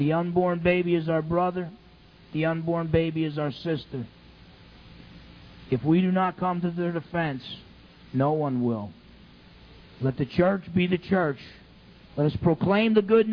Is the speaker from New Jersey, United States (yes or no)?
yes; New Jersey, United States; When I was in high school, James Caldwell High School in New Jersey.